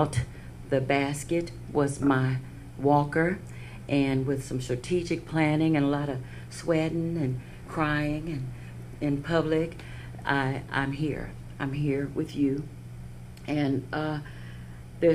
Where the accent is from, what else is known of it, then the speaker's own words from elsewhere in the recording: Lake Charles, Louisiana, United States; also born or lived in Los Angeles / Dallas; now in Cincinnati, United States; I was born in Lake Charles, Louisiana, 60 years ago